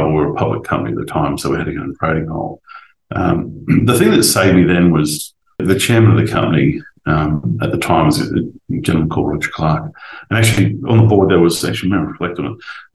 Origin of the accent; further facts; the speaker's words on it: Rockhampton, Queensland, Australia; moved away; When I grew up in Central Queensland, you had to make your own fun.